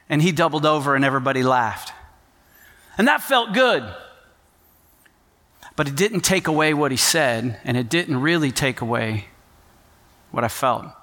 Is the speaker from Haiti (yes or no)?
yes; Port-au-Prince, Ouest, Haiti; So, my parents were missionaries. I grew up in Port au Prince, Haiti, and uh, I went to an international school, union school, a lot of different nationalities.